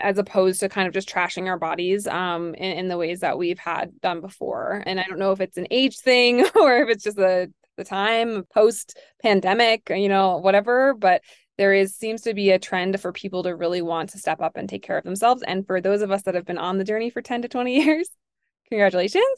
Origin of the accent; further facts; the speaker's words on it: New York, United States; I'm a New Yorker